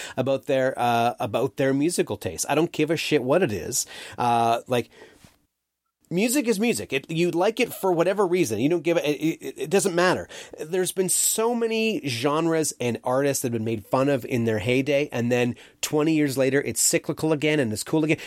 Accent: Canada; as a Canadian

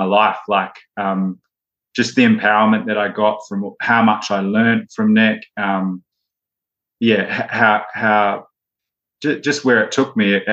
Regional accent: New Zealand; moved away; growing up in New Zealand, rugby is a huge sport, and I played rugby

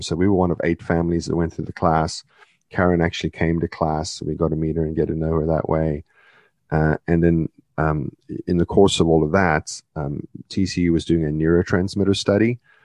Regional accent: South Africa; moved away; I was born in South Africa, part of the British Commonwealth

